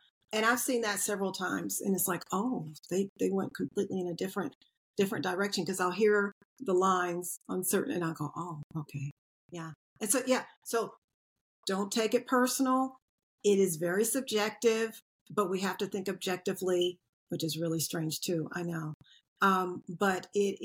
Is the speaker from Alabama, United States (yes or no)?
no; Asheville, North Carolina, United States; growing up in the mountains